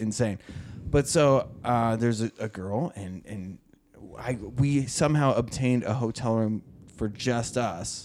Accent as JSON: {"language": "English", "region": "Oregon", "country": "United States", "tie": "born or raised there"}